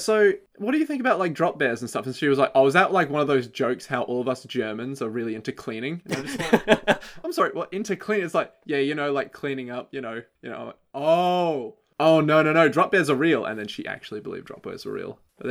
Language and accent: English; Australia; We're both Australian